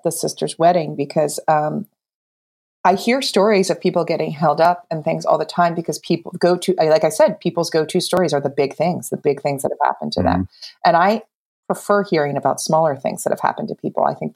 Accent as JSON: {"language": "English", "region": "New Jersey", "country": "United States", "said": "I'm from New Jersey."}